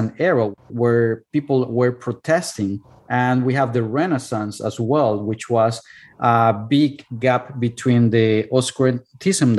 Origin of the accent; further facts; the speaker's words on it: Cuernavaca, Morelos, Mexico; English is a second language; moved away as an adult; now in United States; my hometown, which is Cuernavaca